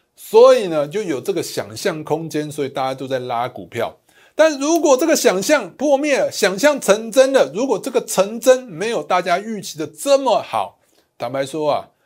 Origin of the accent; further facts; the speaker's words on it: Taiwan; 我们台湾人